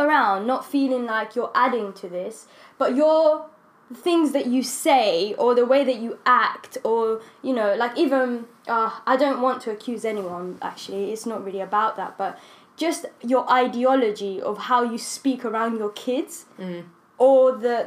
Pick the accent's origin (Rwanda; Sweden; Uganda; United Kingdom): Rwanda; moved away; I grew up in Rwanda, and Rwandese people, we're just so proud of, like, yeah, we're just so proud of, like, how we look.